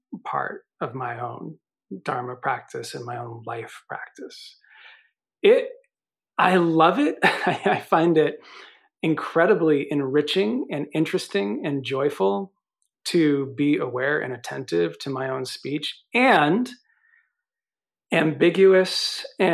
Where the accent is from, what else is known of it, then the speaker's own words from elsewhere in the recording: New York, United States; I'm from New York